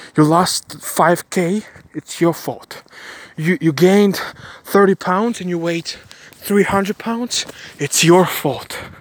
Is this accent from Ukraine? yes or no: yes; Ukraine; moved away; also born or lived in Bulgaria; I was born in Ukraine. My family moved to Bulgaria. We did because of the war